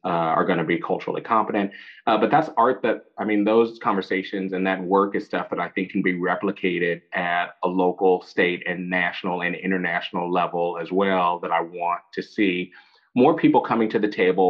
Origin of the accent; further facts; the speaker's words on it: San Francisco, California, United States; I'm a fourth generation San Franciscan.